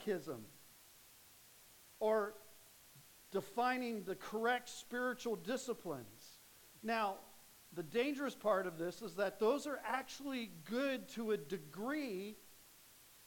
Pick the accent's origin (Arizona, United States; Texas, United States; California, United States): Arizona, United States; Phoenix; I grew up in Phoenix